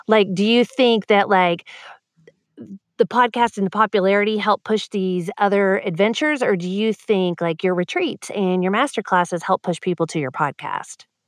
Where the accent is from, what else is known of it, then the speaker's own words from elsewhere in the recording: Texas, United States; as a Texan